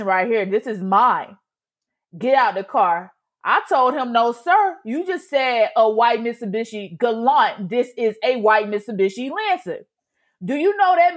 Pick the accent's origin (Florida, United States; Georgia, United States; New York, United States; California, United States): Georgia, United States; Augusta; moved away; I am from Augusta, Georgia